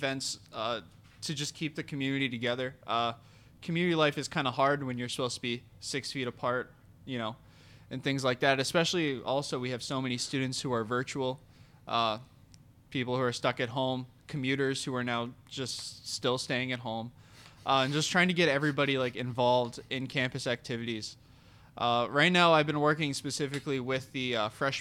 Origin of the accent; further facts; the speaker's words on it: Wareham, Massachusetts, United States; moved away as an adult; also born or lived in South Portland, Maine; I'm from Wareham, Massachusetts. It's about 40 minutes away down south, right before you get to the Cape